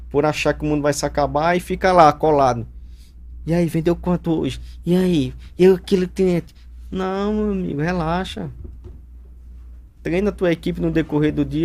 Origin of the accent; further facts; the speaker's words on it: Northeast Region, Brazil; eu sou da região do Nordeste, nós somos muito. Vamos, vamos, vamos falar assim. A gente gosta muito de receber visitas lá no Nordeste.